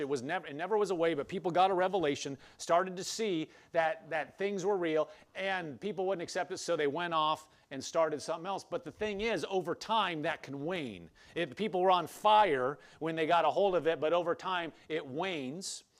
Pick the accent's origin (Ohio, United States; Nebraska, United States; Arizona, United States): Nebraska, United States; I grew up in Nebraska, but it wasn't on a farm